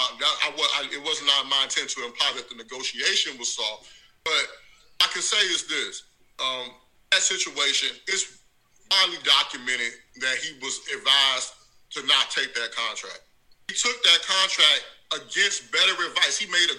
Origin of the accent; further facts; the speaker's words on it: Chicago, Illinois, United States; from Chicago like everybody else. I love Scottie, but I'm a realist as well.